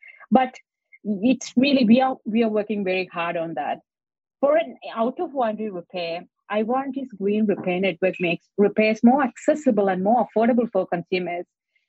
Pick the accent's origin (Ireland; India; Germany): India; So I came from India, so I'm normally all the corner shop, there'll be a repairer.